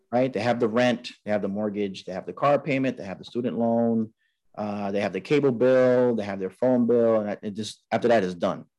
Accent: New York City, New York, United States; growing up in Queens, New York

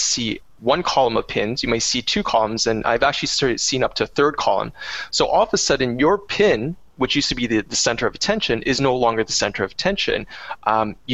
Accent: Canada; I am a Canadian

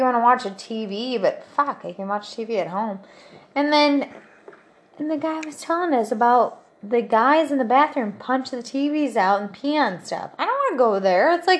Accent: Russia; English is a second language; Now we're from Russia.

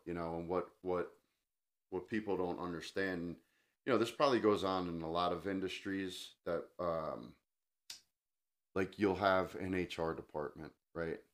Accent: New Jersey, United States; I grew up in New Jersey

